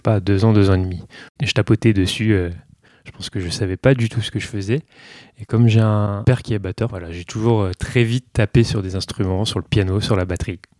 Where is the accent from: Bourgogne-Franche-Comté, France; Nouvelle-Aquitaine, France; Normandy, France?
Bourgogne-Franche-Comté, France; northern Burgundy; moved away as an adult; now in Paris, France; je viens du nord de la Bourgogne, mais il fallait que j'aille à Dijon